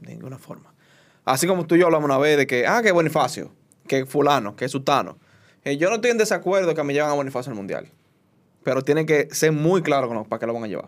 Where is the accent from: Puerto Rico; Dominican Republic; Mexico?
Dominican Republic; como dominicano